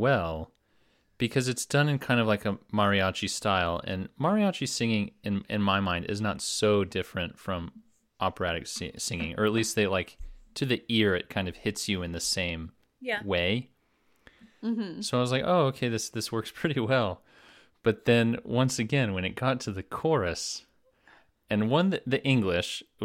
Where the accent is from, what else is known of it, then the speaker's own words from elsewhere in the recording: Southwest, United States; growing up in the Southwest, and we actually, every year on Christmas Eve, we always had Mexican food